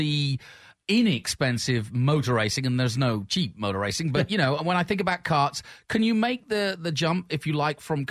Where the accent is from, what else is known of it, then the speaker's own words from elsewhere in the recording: England, United Kingdom; moved away; when I grew up in England